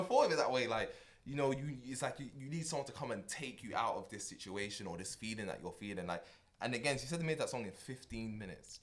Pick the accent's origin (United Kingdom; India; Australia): United Kingdom; as a Brit